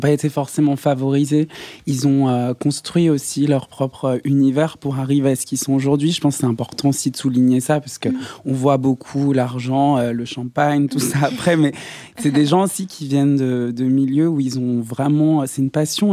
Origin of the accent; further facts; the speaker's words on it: Saint-Étienne, Auvergne-Rhône-Alpes, France; moved away; je viens de Saint-Etienne